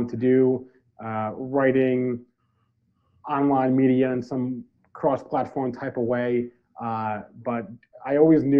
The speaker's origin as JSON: {"language": "English", "region": "New Jersey", "country": "United States", "tie": "born or raised there", "also_born_or_lived": "Detroit, Michigan", "moved": "as an adult", "lives_now": "Detroit suburbs, United States", "said": "I'm from Central Jersey, which is a thing. Some people might say it's not, but Central Jersey definitely exists and it is real. I grew up about, 40 minutes from New York City, an hour from Philadelphia."}